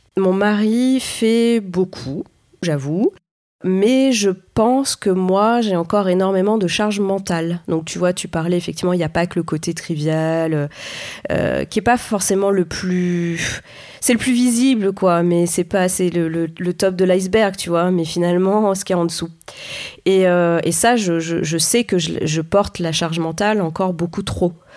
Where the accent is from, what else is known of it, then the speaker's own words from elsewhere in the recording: Clermont-Ferrand, Auvergne-Rhône-Alpes, France; je viens de Clermont-Ferrand